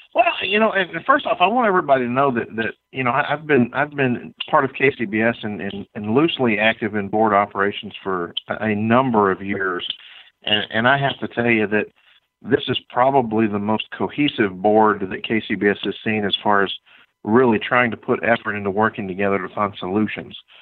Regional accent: Georgia, United States; my home state of Georgia

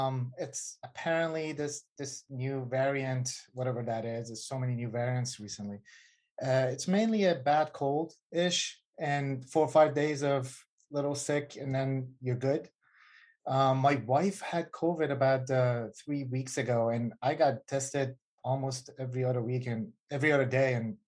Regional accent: Virginia, United States; also born or lived in Iran; And anyway, so, and then we moved into the States and kind of in my teenage years, I grew up in Virginia, Northern Virginia. And, you know, I had to go back when I was 16, 17 to my grandma back in Iran.

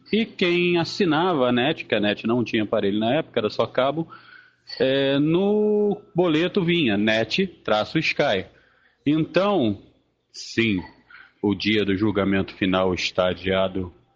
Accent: Rio de Janeiro, Brazil; moved away as an adult; now in Teresópolis, Brazil; eu sou tijucano, nascido e criado no Rio de Janeiro, hoje moro em Teresópolis

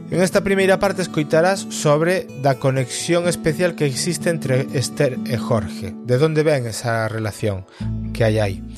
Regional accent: A Coruña, Galicia, Spain; nós somos da Coruña

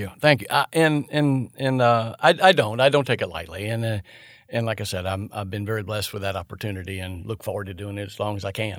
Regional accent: St. Augustine, Florida, United States; moved away as an adult; also born or lived in Nashville, Georgia; now in Tallahassee, United States; everybody that I grew up with in my hometown of Saint Augustine

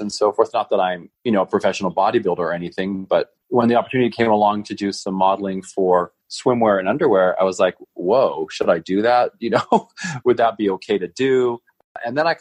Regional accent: Reno, Nevada, United States; I'm from Reno, Nevada. born and raised

